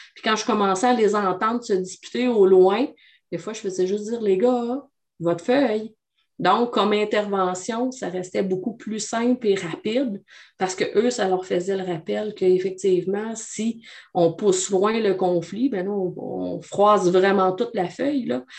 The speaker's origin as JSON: {"language": "French", "area": "Abitibi-Témiscamingue", "region": "Quebec", "country": "Canada", "tie": "born or raised there", "said": "je suis originaire de la BTB. Je suis une femme de région avec un vocabulaire de région"}